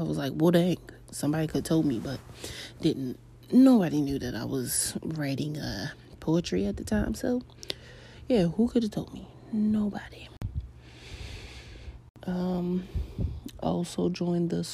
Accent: Baltimore, Maryland, United States; I'm a millennial from Baltimore

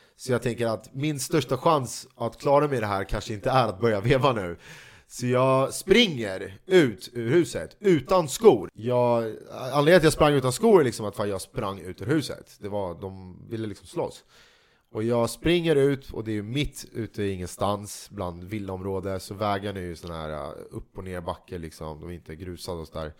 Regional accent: Sweden; vi svenskar

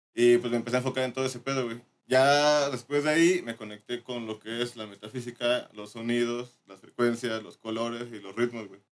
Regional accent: Morelos, Mexico; soy de Morelos

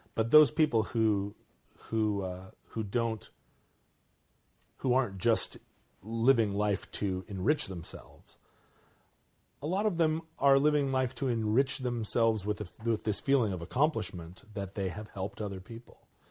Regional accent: Alaska, United States; I grew up in Alaska

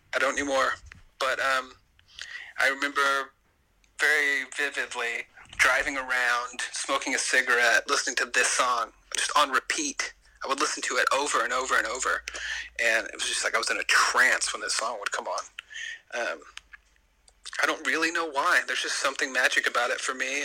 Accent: the South, United States; I'm from the South, and it's the way I was raised

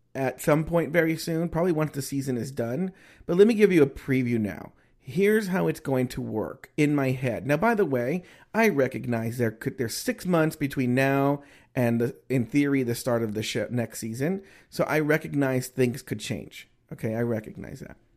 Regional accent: United States; I am American, American.

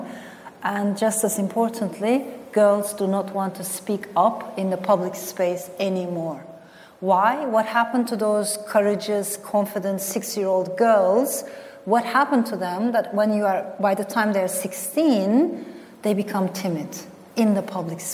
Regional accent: Turkey; also born or lived in France; I was born in France to Turkish parents, but then my parents got separated. My father stayed in France, and my mother brought me to Turkey

